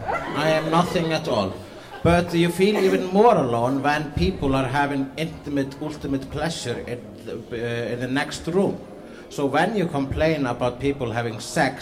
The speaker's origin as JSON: {"language": "English", "country": "Iceland", "moved": "yes", "said": "I'm a comedian from Iceland."}